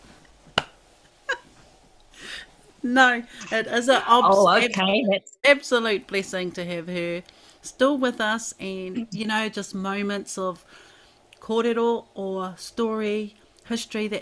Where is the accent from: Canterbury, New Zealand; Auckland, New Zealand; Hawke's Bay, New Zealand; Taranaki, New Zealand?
Hawke's Bay, New Zealand; Wairoa; I'm from Wairoa, born and bred, and rangiahua is my marae